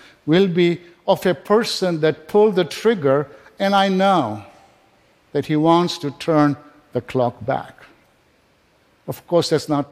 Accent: Kenya; also born or lived in England; now in United States; I was born in Kenya, I was educated in England

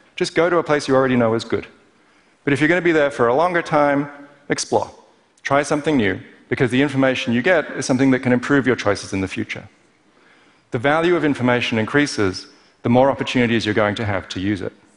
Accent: Perth, Western Australia, Australia; Growing up in Perth as an overly cerebral kid

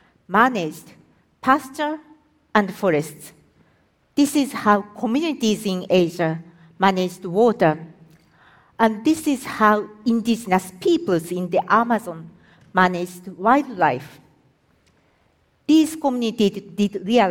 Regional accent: Japan; I am from Japan

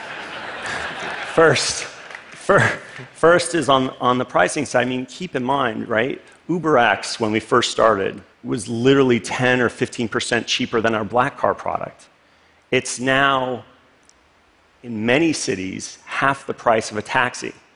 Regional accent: Los Angeles, California, United States; the street where I grew up in Los Angeles, actually a suburb called Northridge, California

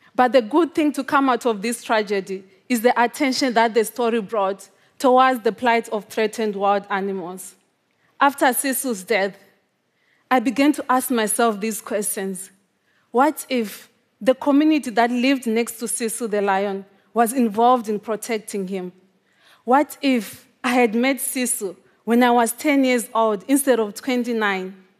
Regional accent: Zimbabwe; The first time that I saw a wild animal in my home country was when I was twenty-five years old. Even though lions and African wild dogs lived just a few miles away from my home. This is quite common in Zimbabwe

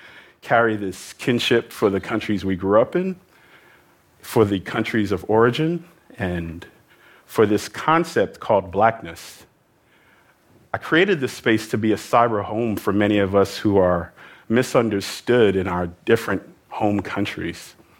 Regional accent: New York, United States; I grew up in New York, which is home to the largest number of immigrants anywhere in the United States.

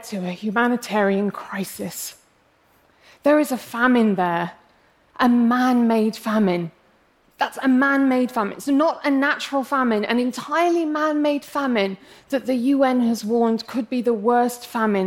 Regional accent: England, United Kingdom; accent: English; I'm English, as you can probably tell from my accent, but I'm actually of Arab heritage

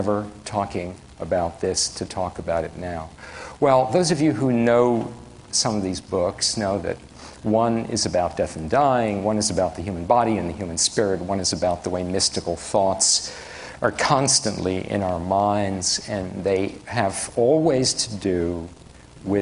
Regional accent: New York City, New York, United States; moved away; I'm from the Bronx

